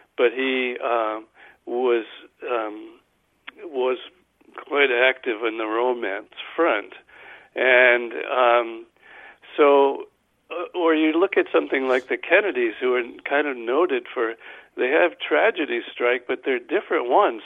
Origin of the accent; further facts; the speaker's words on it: Guilderland, New York, United States; I'm from Guilderland.